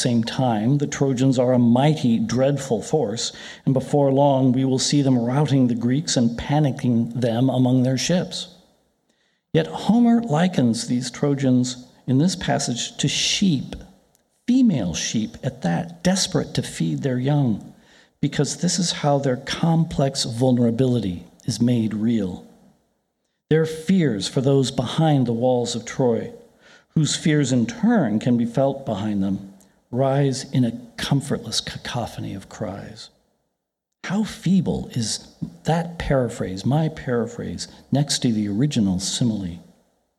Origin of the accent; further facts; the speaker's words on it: Ireland; I'm Irish